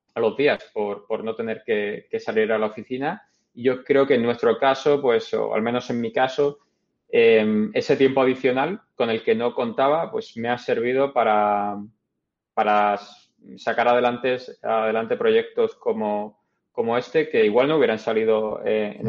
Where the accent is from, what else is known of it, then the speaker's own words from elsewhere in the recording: Málaga, Andalusia, Spain; moved away as an adult; also born or lived in Madrid / Canada; now in New York, United States; antes en Canadá y antes en Málaga, de donde soy.